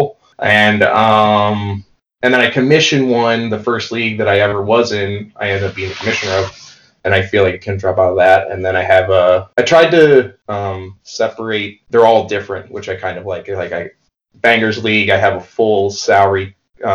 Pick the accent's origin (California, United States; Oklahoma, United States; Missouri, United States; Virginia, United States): Missouri, United States; St. Louis; moved away as an adult; also born or lived in New York City; now in Hudson Valley, United States; I'm from St. Louis, and I moved to New York City in 2006. And now I'm 2 hours north in the Hudson Valley